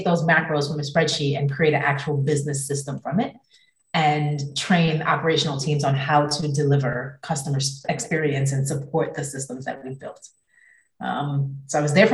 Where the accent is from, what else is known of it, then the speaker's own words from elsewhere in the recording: New Jersey, United States; moved away as an adult; also born or lived in Copenhagen, Denmark; now in London, United Kingdom; I'm originally from New Jersey